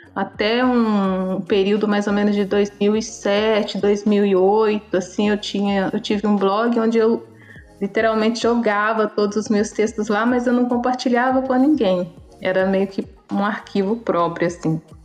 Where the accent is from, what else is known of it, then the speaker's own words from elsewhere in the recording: Belo Horizonte, Minas Gerais, Brazil; moved away as an adult; now in Paraty, Brazil; Nasci em Belo Horizonte, em Minas Gerais